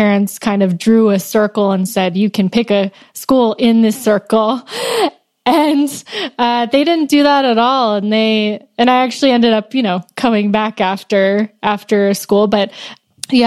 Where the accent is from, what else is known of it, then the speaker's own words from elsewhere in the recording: Northern California, United States; I grew up in Northern California